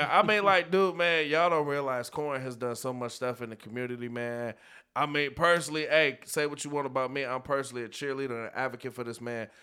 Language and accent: English; North Chicago, Illinois, United States; I'm born and raised in North Chicago